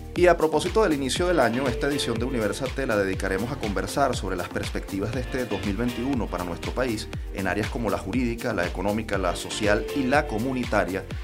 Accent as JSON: {"language": "Spanish", "country": "Venezuela", "said": "como venezolanos"}